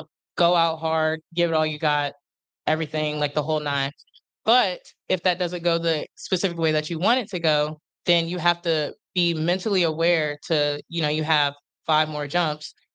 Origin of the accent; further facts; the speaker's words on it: Harrisburg, Pennsylvania, United States; moved away as an adult; I was born in Harrisburg, Pennsylvania